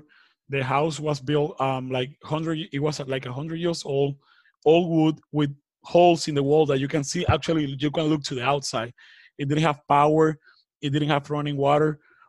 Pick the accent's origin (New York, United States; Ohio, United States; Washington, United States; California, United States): New York, United States; born there; also born or lived in Dominican Republic; I was born in New York, so my passport is blue. So I was illegal in the Dominican Republic.